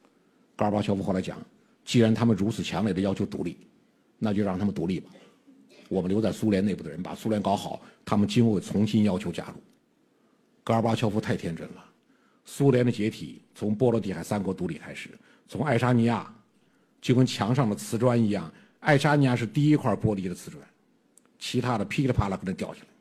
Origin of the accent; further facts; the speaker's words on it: China; 我们中国人为什么相信马克思主义？